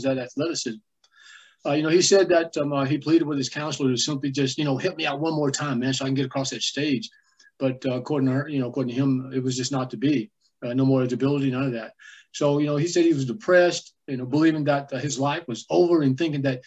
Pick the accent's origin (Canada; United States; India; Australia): United States; Jacksonville, Texas; I grew up in East Rural, Texas. It's a little place called Jacksonville